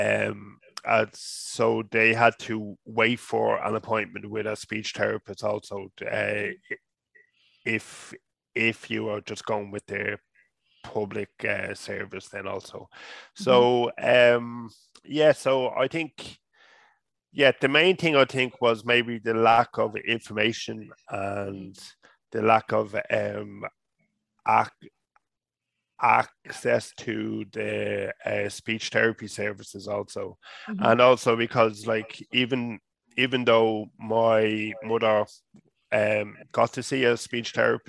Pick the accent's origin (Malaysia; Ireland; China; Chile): Ireland; Dublin, Leinster; moved away as an adult; now in Waterford, Ireland; the part that I grew up in Dublin, it was a real kind of working class area